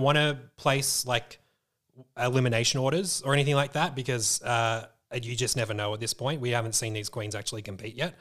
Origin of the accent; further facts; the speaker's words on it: Melbourne, Victoria, Australia; being that we are Aussies, we're from Melbourne